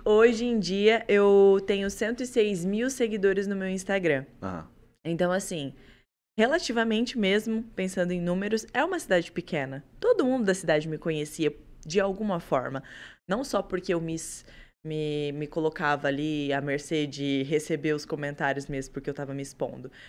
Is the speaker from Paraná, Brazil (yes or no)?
yes; Colorado, Paraná, Brazil; Eu realmente sou de Colorado. Eu nasci lá e comecei por lá.